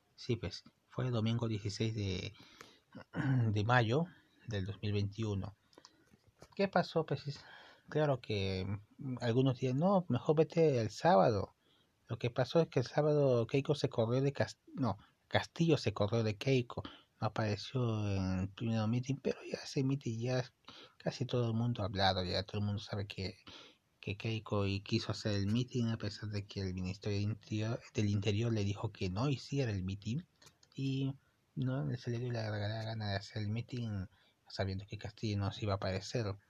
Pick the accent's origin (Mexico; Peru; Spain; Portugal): Peru; yo soy de Perú y me gusta el, me gusta mi país